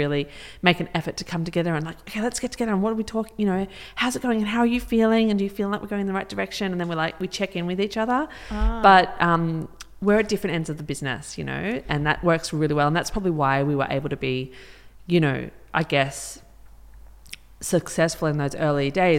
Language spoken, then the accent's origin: English; Melbourne, Victoria, Australia; moved away as an adult; also born or lived in Sydney; now in Byron Bay, Australia; I'm from Melbourne, and I moved up to Sydney almost 20 years ago